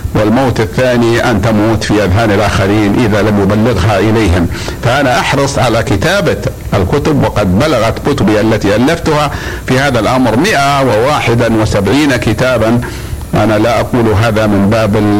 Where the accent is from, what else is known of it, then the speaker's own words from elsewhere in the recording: Saudi Arabia; عندنا في المملكة العربية السعودية